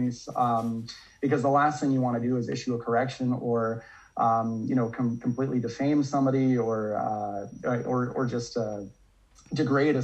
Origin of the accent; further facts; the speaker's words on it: Calgary, Alberta, Canada; also born or lived in Prince George, British Columbia / Saskatchewan; here in my city, my hometown of Calgary, Alberta